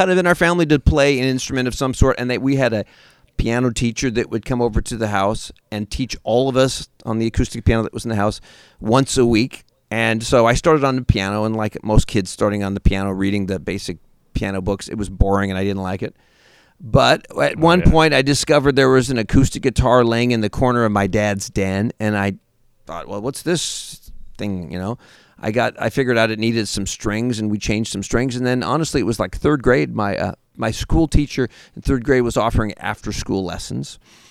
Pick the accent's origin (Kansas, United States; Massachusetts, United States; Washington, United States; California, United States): Washington, United States; Seattle; Seattle, Washington.